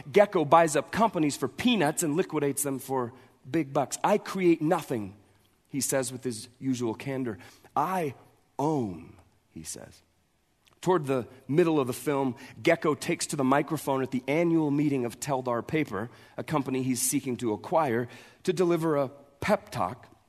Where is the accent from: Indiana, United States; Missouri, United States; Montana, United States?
Montana, United States; we're from Montana